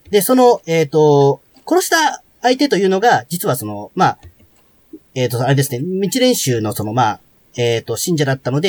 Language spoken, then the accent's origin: Japanese; Tokyo, Japan; 僕は東京です、ずっと。